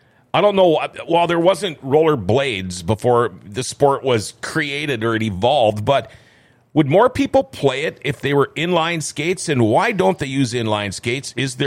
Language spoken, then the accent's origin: English; Thief River Falls, Minnesota, United States; now in Grand Forks, United States; My hometown of Thief River Falls